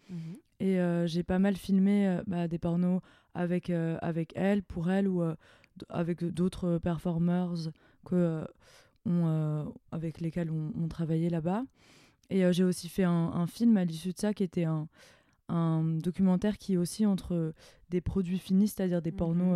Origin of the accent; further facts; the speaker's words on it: near Mulhouse, Grand Est, France; j'ai grandi à Morchevel-le-Bas, donc à côté de Mulhouse